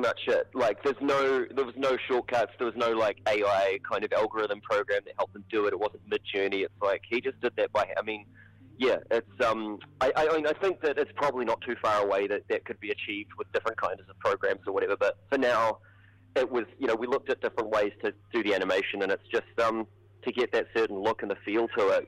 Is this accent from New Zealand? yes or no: yes; Hamilton, Waikato, New Zealand; We're both from Hamilton.